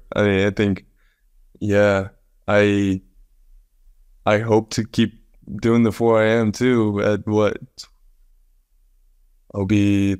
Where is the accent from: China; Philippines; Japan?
Japan; born there; moved away; also born or lived in Dubai / United States; Yeah, it was kind of crazy because I was born in Japan.